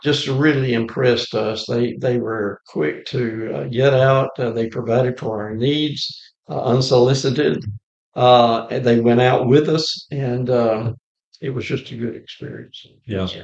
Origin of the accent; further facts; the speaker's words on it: Moulton, Alabama, United States; I'm from Moulton, Alabama, just outside of Moulton. Grew up on the family farm there in uh, Lawrence County, Alabama.